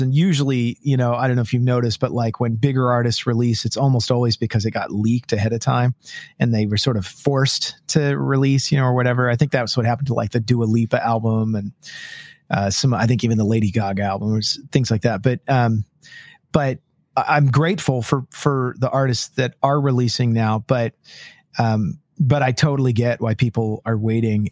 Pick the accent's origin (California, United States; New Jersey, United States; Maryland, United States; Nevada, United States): California, United States; moved away as an adult; also born or lived in Los Angeles / Nashville; now in Washington, United States; I grew up in California